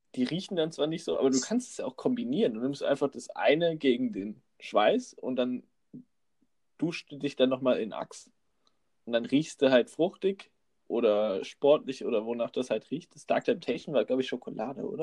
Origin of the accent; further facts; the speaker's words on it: North Rhine-Westphalia, Germany; now in Frankfurt, Germany; ich bin Rheinländer, weißt du? Und wenn du da aufgewachsen bist